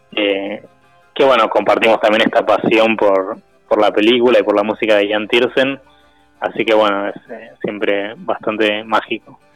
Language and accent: Spanish; Buenos Aires, Argentina; somos de Buenos Aires